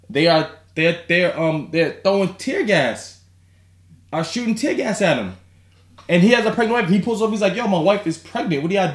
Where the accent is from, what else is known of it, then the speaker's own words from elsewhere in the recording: Yonkers, New York, United States; Yonkers, New York, we're from Yonkers